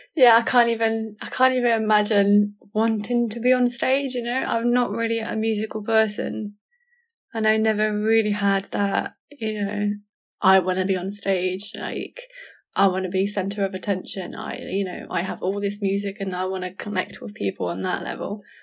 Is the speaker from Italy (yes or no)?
no; Kent, South East England, United Kingdom; moved away as an adult; also born or lived in Southampton; I moved out from Kent where I used to live and went to uni on a whim